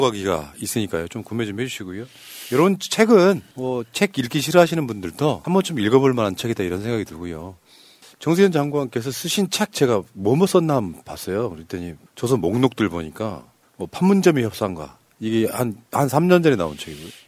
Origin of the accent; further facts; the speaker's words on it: Honam, South Korea; 우리 고향 같은 데 가면 막 나주평야, 호남평야 있고